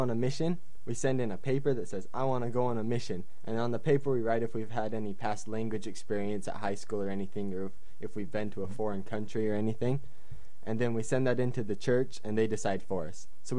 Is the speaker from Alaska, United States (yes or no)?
no; Salt Lake City, Utah, United States; moved away as an adult; now in Japan; I'm from Salt Lake City, Utah, and I came to Japan about a year and 3 months ago.